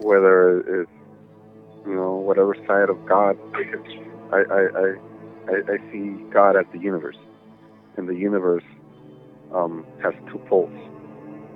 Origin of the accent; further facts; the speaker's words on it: Los Angeles, California, United States; I grew up in East